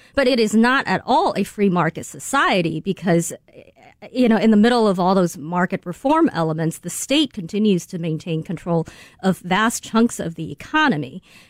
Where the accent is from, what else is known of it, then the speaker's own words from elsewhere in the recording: China; moved away; The internet did not exist when I, you know, was growing up in China.